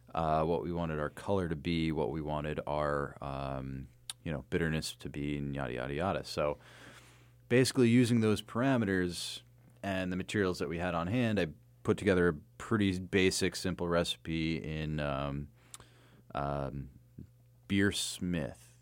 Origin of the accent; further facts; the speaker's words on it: New Jersey, United States; moved away; also born or lived in Astoria / Bay Ridge, Brooklyn; I'm from Jersey